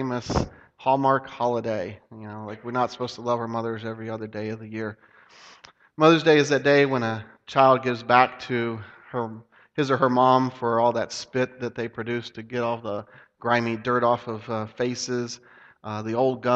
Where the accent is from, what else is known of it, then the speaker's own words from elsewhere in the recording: Dayton, Ohio, United States; where I grew up in Dayton, Ohio